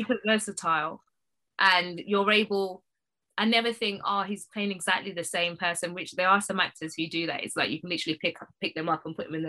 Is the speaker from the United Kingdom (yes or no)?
yes; United Kingdom; I think because I am Black British, I think I know who Amel is.